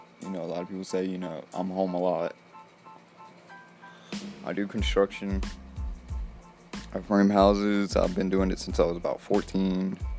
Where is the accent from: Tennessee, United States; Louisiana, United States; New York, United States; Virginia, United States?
Louisiana, United States; Slidell; born there; now in Mississippi, United States; Really, I was born in Slidell, Louisiana, 1994. And my birthday's in December. I currently live in Mississippi